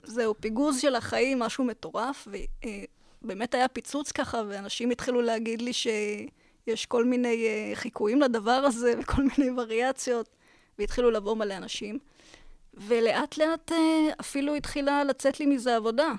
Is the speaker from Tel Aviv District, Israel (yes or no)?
no; Beersheba, Southern District, Israel; גדלתי בבאר שבע